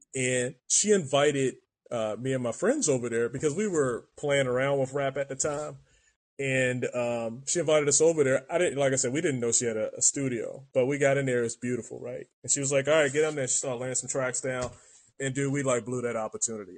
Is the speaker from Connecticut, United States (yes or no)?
no; Baltimore, Maryland, United States; now in San Diego, United States; I'm from Maryland